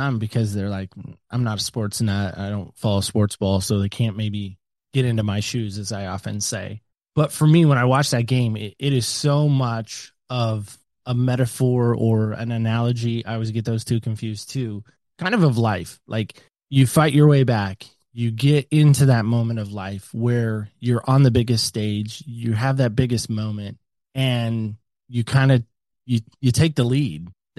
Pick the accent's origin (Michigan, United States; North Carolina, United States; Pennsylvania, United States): North Carolina, United States; Camp Lejeune; born there; I was born in Camp Lejeune, North Carolina. It's a military base.